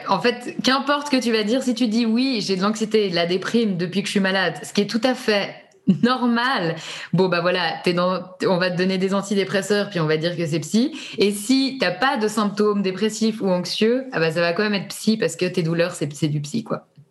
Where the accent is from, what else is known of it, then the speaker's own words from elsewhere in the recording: Switzerland; on est suisse